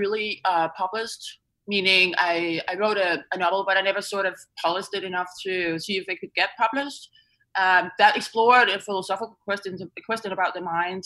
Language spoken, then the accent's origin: English; Denmark; moved away; back in my home country, Denmark